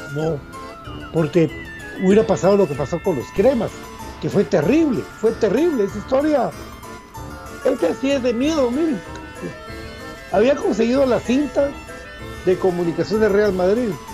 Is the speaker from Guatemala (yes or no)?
yes; Guatemala; como guatemalteco